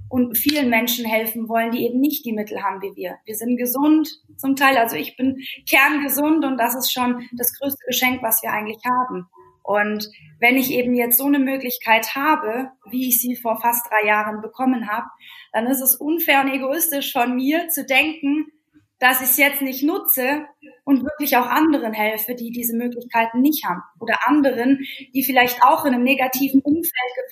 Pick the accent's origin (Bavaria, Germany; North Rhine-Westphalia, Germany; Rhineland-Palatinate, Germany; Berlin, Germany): Bavaria, Germany; Also ich selbst bin 29, ganz frisch jetzt und ja, ich bin aufgewachsen im bayerischen Wald